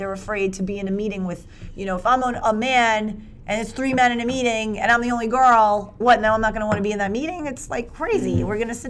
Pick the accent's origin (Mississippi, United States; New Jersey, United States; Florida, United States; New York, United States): New York, United States; New York City; I'm 49 years old. I'm a hugger. I'm from New York City. I mean, I'm a Brooklyn girl.